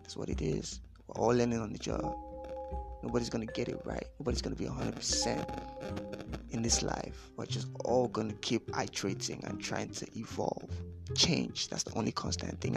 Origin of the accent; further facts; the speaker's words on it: Lagos, Nigeria; Born and bred in Lagos